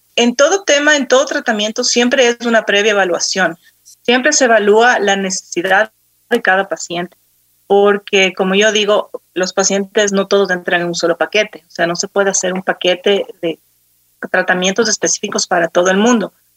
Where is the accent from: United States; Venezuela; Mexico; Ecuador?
Ecuador; Quito, Pichincha; yo soy de Quito, nací aquí, eh, viví casi toda mi vida aquí.